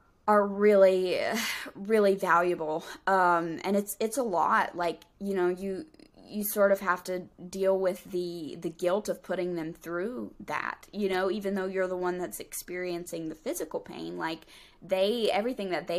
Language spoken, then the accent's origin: English; North Carolina, United States; We're both like from North Carolina